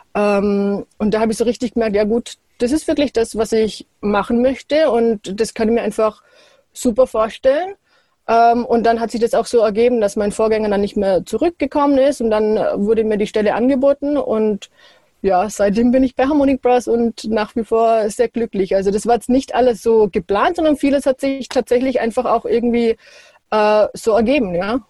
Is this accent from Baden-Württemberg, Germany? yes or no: yes; Wolpertswende, Baden-Württemberg, Germany; aufgewachsen in Wolpertswende in der Nähe von Ravensburg